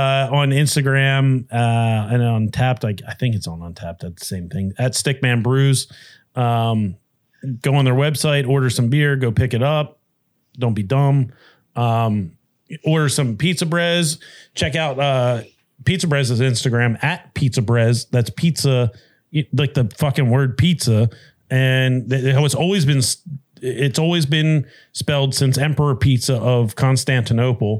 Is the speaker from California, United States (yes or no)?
no; Delco, Pennsylvania, United States; when I was growing up in Delco, we went to the public pool